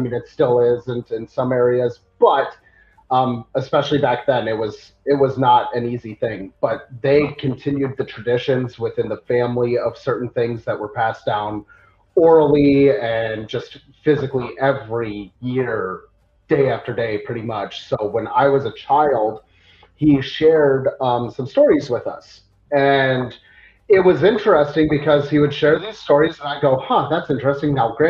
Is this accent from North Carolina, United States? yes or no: no; Utah, United States; now in Tennessee, United States; Yes, that's correct. So I moved out here from Utah.